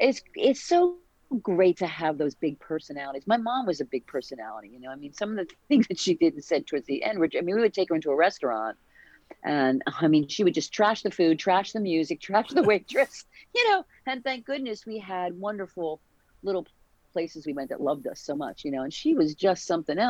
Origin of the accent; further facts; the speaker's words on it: New Jersey, United States; we're from South Jersey